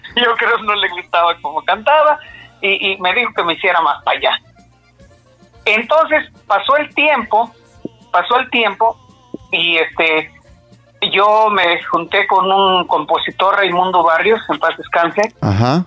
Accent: San Simón de Guerrero, State of Mexico, Mexico; also born or lived in Valle de Bravo / Naucalpan de Juárez; Nací en San Simón de Guerrero, Estado de México, y a mucha honra, porque no importa dónde nací, lo que importa es que soy de México

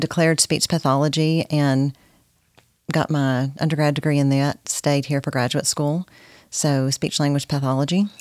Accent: Corsicana, Texas, United States; moved away as an adult; now in Nacogdoches, United States; I grew up in Corsicana, Texas.

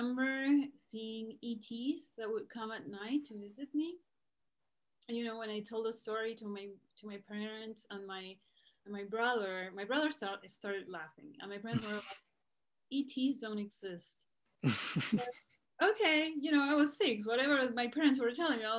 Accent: Buenos Aires, Argentina; moved away as an adult; also born or lived in Los Angeles, California; now in California, United States; I was born here in California, Los Angeles, but my parents are Argentinian, so they raised my brother and I in Buenos Aires.

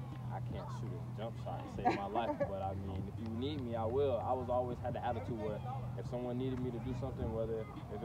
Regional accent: Wauchula, Florida, United States; also born or lived in Bradenton, Florida; I was born in Bradenton, Florida, but I was raised in Wamama, Florida

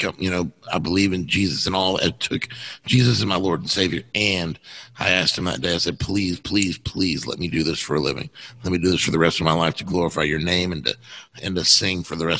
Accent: Texas, United States; moved away; I'm from Texas

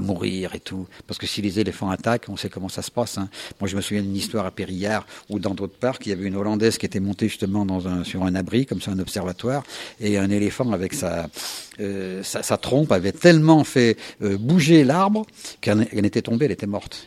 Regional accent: Isère, Auvergne-Rhône-Alpes, France; je suis de l'Isère

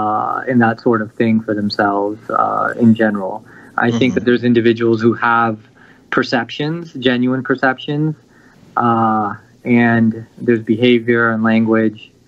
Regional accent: United States; born and raised in the United States

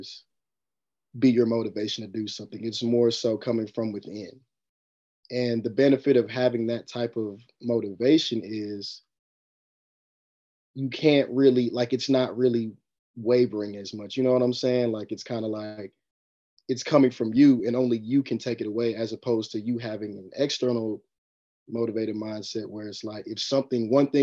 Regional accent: Hickory, North Carolina, United States; I'm from Hickory, North Carolina.

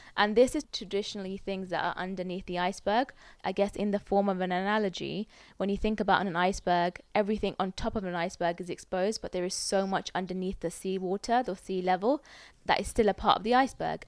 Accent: United Kingdom; As a British person, like, this is my home as well

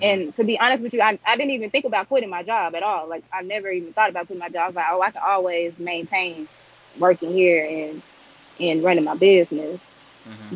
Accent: Jonesboro, Arkansas, United States; I'm from Jonesboro, Arkansas.

